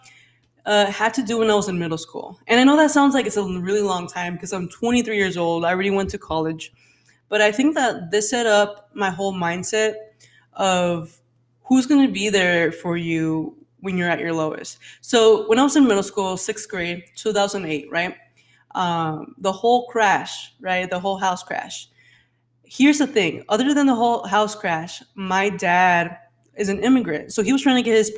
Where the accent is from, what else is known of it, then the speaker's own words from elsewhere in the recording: Phoenix, Arizona, United States; I grew up in Phoenix. I was poor